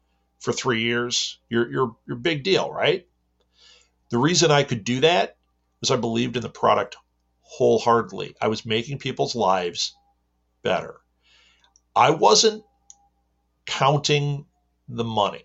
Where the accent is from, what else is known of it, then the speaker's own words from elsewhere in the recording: Midwest, United States; I am from the Midwest in America